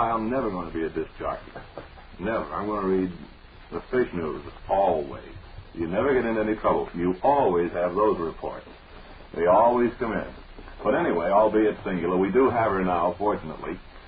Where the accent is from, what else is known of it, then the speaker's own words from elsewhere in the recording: Lowell, Massachusetts, United States; Well, I was born and brought up in Lowell, and of course Chelmsford is a suburb